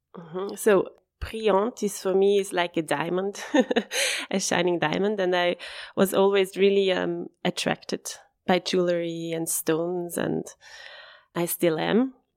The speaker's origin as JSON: {"language": "English", "town": "Bassersdorf", "region": "Zurich", "country": "Switzerland", "tie": "born or raised there", "said": "I'm born and raised in Bassersdorf. It's, um, a town next to Flughafen, like next to the airport"}